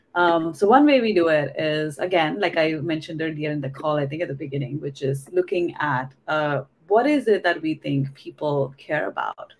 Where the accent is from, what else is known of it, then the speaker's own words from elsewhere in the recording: India; English is a second language; moved away as an adult; now in California, United States; I was born and raised in India actually, and I was there. I did my undergrad in India too in engineering, and I moved to the US in when I was 22